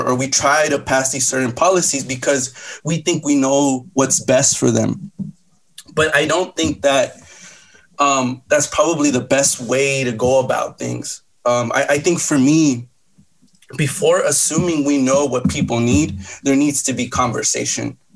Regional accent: United States; born there; I'm a, I'm an American. Um, I, I was born here. I'm a citizen, um, and I, I love the United States as well.

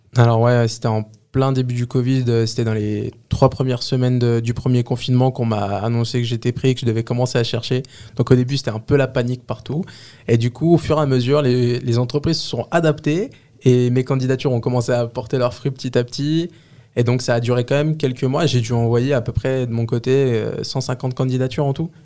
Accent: Les Lilas, Île-de-France, France; je viens du 93, la ville des Lilas. J'ai vécu là-bas toute ma vie. J'ai grandi là-bas

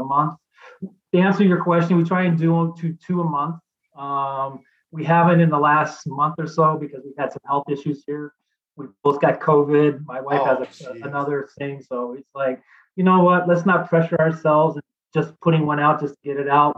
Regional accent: Dallas, Texas, United States; moved away as an adult; now in Green Bay, United States; I grew up in Dallas.

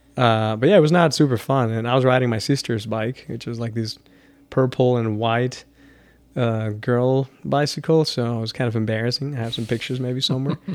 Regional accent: Chihuahua, Mexico; now in El Paso, United States; growing up in Chihuahua and then traveling all around the world

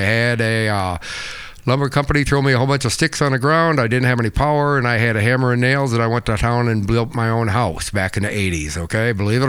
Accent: Mason, Michigan, United States; now in Gaylord, United States; Originally from a little town called Mason, just south of Lansing.

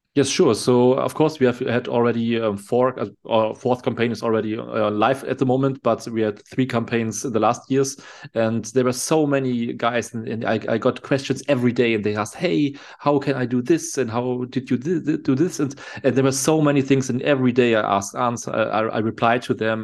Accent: Germany; I'm from Germany

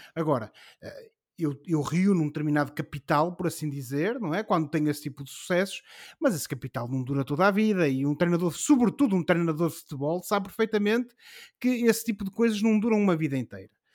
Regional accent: Portugal; nós, como somos portugueses e estamos habituados a sofrer

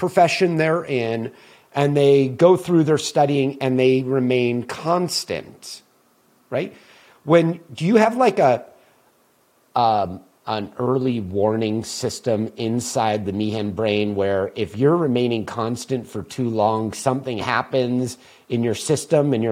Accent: Southern California, United States; growing up in Southern California as a Laker fan

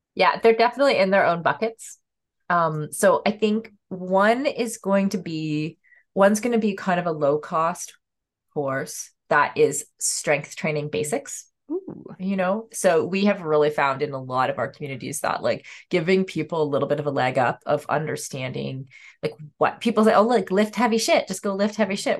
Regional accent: Canada; as a Canadian

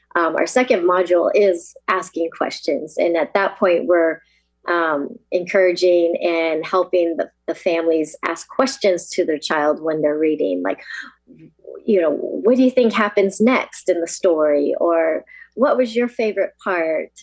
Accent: United States; I'm actually fourth generation Yonsei, as they call it, uh, Japanese American

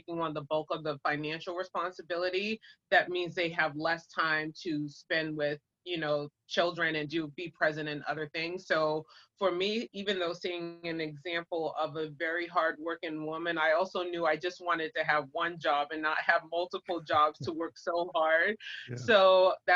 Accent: Boston, Massachusetts, United States; moved away as an adult; I was born and raised in Boston, Massachusetts, and that's where my family is from

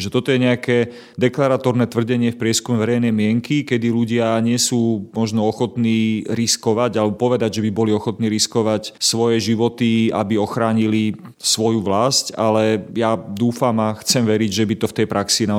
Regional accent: Slovakia; u nás na Slovensku

